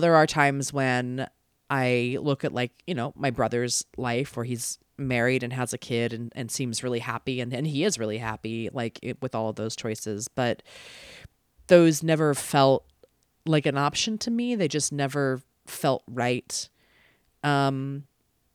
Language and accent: English; East Coast, United States; now in Los Angeles, United States; you know, I live in Los Angeles and I'm from the East Coast originally, and my whole family is there and I love them.